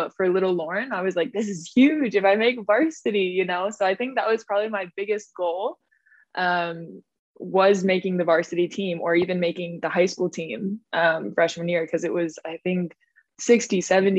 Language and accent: English; Rapid City, South Dakota, United States; moved away as an adult; also born or lived in France; Grew up in South Dakota